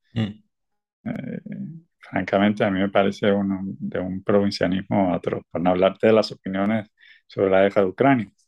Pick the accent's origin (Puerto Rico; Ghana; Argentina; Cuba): Cuba; moved away as an adult; also born or lived in Mexico; now in Barcelona, Spain; yo me fui muy joven, muy joven de Cuba yo salí en 1991, viví ocho años en México